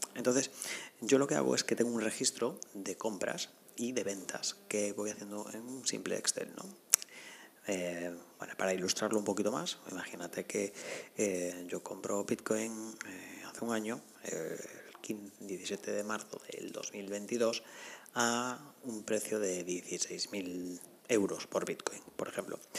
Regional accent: Spain; me apetecía estar en mi país, en España, pero no en la zona norte

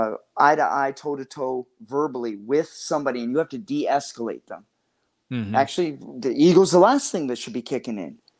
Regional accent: Canada; I'm from Canada

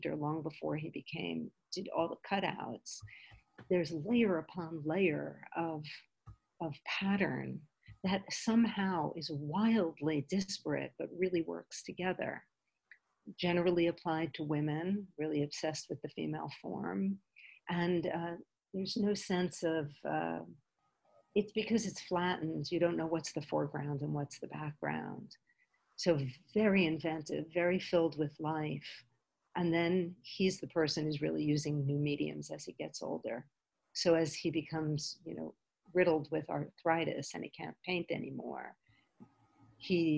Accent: New York, United States; When I was a child, growing up in New York

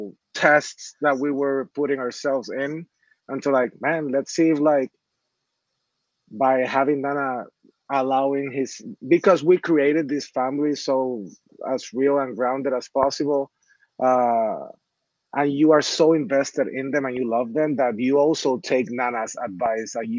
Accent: Puerto Rico; I'm from Puerto Rico

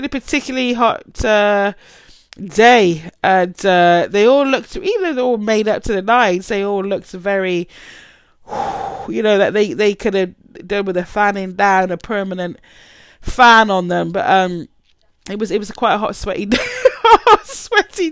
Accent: United Kingdom; I'm British

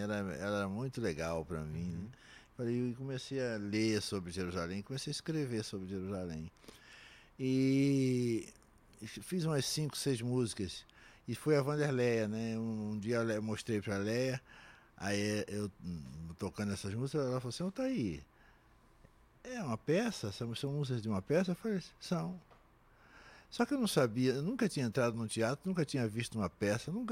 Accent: São Gonçalo, Rio de Janeiro, Brazil; vou às escolas lá em São Gonçalo, na minha terra

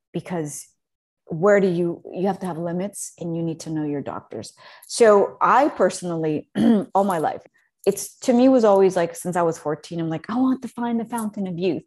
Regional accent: Mexico City, Mexico; growing up in Mexico City was, is, it's a big deal

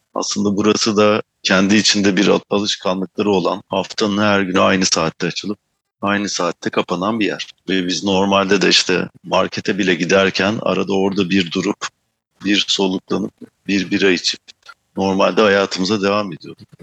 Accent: Manisa, Turkey; moved away as an adult; also born or lived in Istanbul; now in Amsterdam, Netherlands; doğup büyüdüğüm yer Manisa.

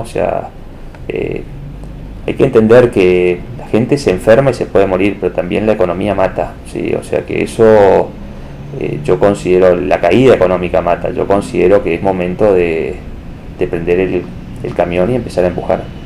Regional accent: Argentina; somos los argentinos

